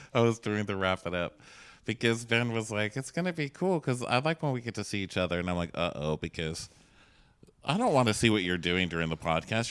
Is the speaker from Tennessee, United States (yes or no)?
no; Texas, United States; moved away; I'm from Texas